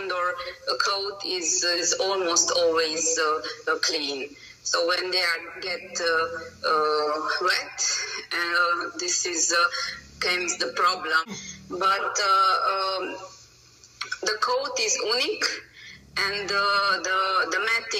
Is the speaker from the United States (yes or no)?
no; Romania; English is a second language; moved away as an adult; now in Hungary; I'm originally from Romania, but I live from over than 14 years in Hungary. My nationality is Hungarian, but my birthplace is Romania